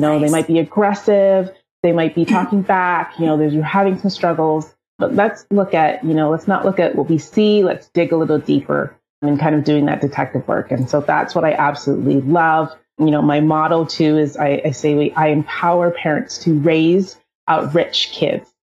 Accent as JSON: {"language": "English", "town": "Toronto", "region": "Ontario", "country": "Canada", "said": "I'm from Toronto, Canada"}